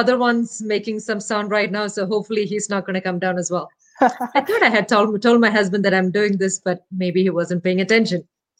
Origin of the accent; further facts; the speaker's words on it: Kerala, India; first language Malayalam; English is a second language; My native language is Malayalam. It's a language spoken in Kerala, the southernmost part of India.